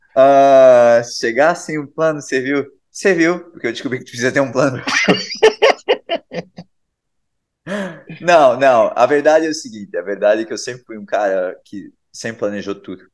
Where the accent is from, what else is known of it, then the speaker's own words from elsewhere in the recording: Brusque, Santa Catarina, Brazil; moved away as an adult; now in California, United States; eu fui embora de Brusque e não do Brasil